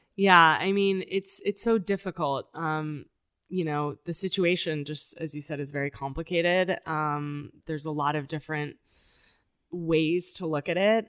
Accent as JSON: {"language": "English", "town": "Tijuana", "region": "Baja California", "country": "Mexico", "tie": "born or raised there", "also_born_or_lived": "San Diego, California, United States", "said": "I was four, and so I was crossing the border every day to go to school"}